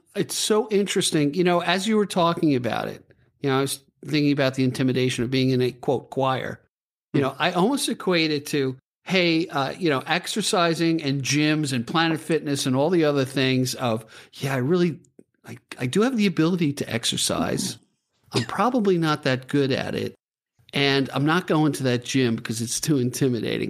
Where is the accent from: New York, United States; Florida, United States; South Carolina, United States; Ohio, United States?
New York, United States; I'm from New York, so we, we talk kind of rough